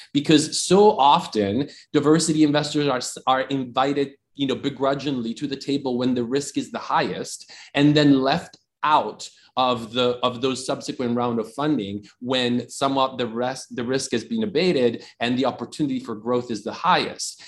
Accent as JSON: {"language": "English", "country": "Italy", "tie": "born or raised there", "also_born_or_lived": "Austin, Texas", "moved": "as an adult", "lives_now": "United States", "said": "I grew up in Italy, very traditional education, formal education in Italy all the way through a couple of years of undergrad."}